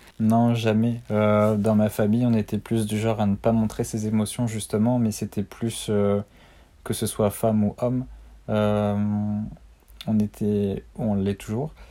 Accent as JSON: {"language": "French", "town": "Armentières", "region": "Hauts-de-France", "country": "France", "tie": "born or raised there", "also_born_or_lived": "Brittany", "moved": "as an adult", "said": "je suis originaire du Nord, donc à Armentières, à côté de Lille."}